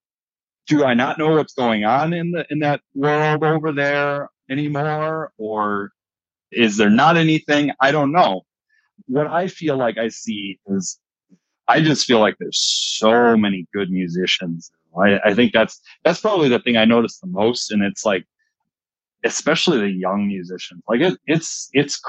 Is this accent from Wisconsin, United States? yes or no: yes; Fox Valley, Wisconsin, United States; I'm from the Fox Valley.